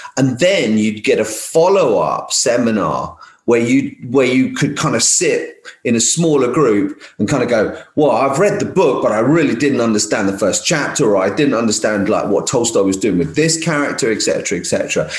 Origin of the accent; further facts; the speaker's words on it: London, United Kingdom; now in Essex, United Kingdom; I come from London originally. I'm a bit of a like, London kid really